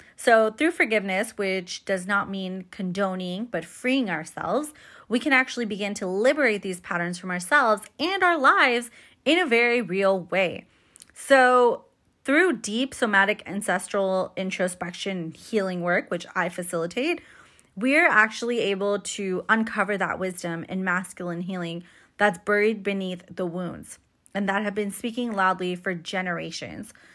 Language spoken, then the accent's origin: English; United States; born and raised as an American, right? First generation American